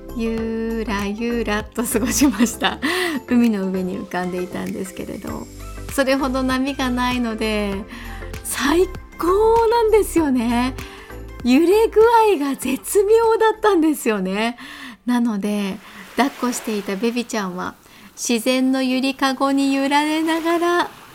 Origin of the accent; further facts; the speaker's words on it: Kanazawa, Ishikawa, Japan; 私の地元金沢市